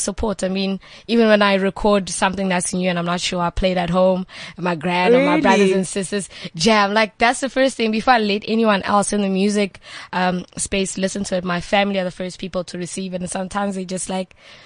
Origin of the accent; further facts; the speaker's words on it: Johannesburg, Gauteng, South Africa; also born or lived in Limpopo; originally from Limpopo, but I was raised in Johannesburg